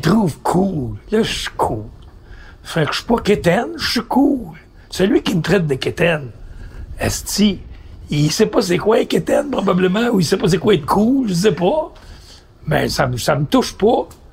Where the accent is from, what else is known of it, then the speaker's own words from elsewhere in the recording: Montreal, Quebec, Canada; Je viens de l'Est.